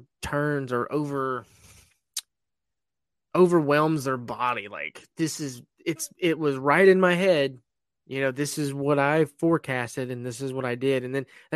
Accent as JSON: {"language": "English", "town": "Esto", "region": "Florida", "country": "United States", "tie": "born or raised there", "said": "it's basically my hometown"}